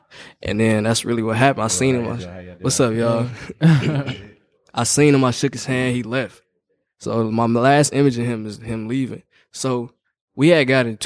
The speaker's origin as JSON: {"language": "English", "town": "Indianapolis", "region": "Indiana", "country": "United States", "tie": "born or raised there", "said": "I'm from the West Side. Born and raised here? Yes, sir."}